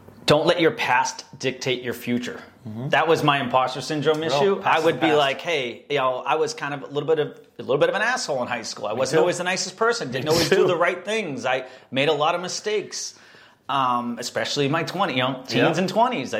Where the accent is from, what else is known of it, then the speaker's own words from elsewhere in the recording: Boston, Massachusetts, United States; I'm from Boston